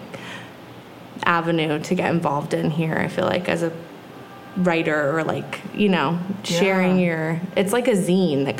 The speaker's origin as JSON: {"language": "English", "town": "Big Sur", "region": "California", "country": "United States", "tie": "born or raised there", "said": "growing up in Nepenthe"}